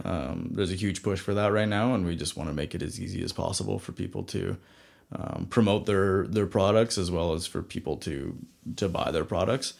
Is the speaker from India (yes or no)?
no; Vanderhoof, British Columbia, Canada; also born or lived in Kelowna; my hometown, Vanderhoof